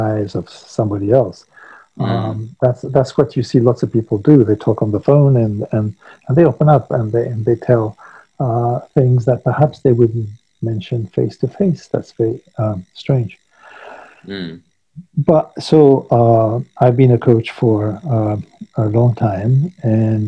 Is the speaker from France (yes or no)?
yes; Paris, Île-de-France, France; moved away as an adult; now in Saint-Pée-sur-Nivelle, France; I grew up in Paris, but after a very sort of multinational life, I decided when I came back to France to settle away from large cities.